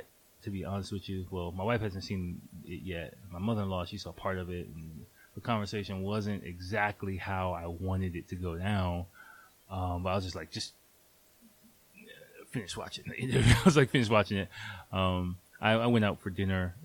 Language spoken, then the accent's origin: English; United States; moved away as an adult; now in Japan; growing up in America